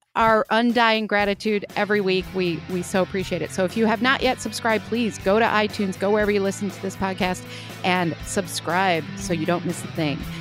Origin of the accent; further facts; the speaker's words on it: Chicago, Illinois, United States; accent: Chicago; My Chicago accent